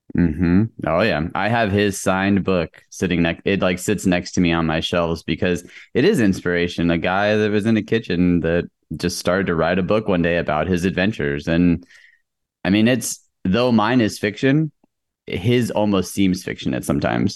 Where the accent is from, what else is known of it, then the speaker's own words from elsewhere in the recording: El Paso, Texas, United States; moved away as an adult; I grew up in El Paso, Texas.